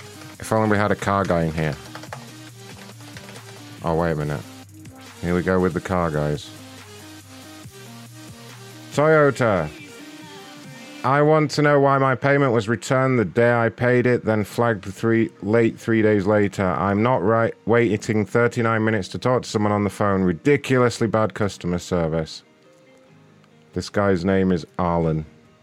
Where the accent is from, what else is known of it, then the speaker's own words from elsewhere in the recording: London, United Kingdom; now in United States; I'm from London originally, but I work for AMC now, so I live in America.